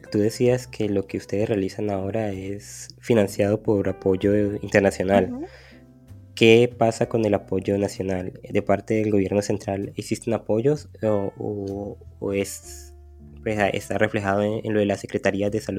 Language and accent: Spanish; Colombia; que como colombiano eh, la siento bastante y es como cuando, cuando en tu comunidad o en tu, en tu espacio donde vives hay enfrentamientos con la guerrilla